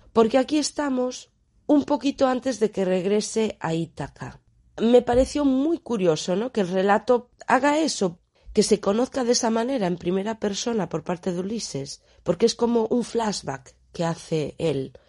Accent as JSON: {"language": "Spanish", "region": "Galicia", "country": "Spain", "said": "para aquí, para mi tierra, a un poeta que tenemos aquí, a Manuel Antonio"}